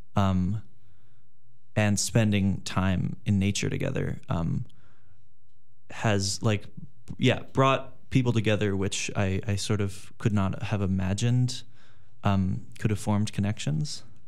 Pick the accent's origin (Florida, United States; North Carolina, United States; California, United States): California, United States; Los Angeles; moved away as an adult; I'm from Los Angeles, California